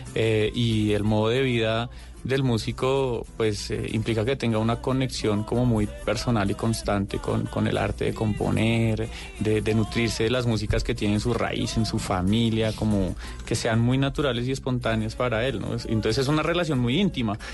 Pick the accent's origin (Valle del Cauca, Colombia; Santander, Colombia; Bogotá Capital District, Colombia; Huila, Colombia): Bogotá Capital District, Colombia; Bogotá; somos tres rolos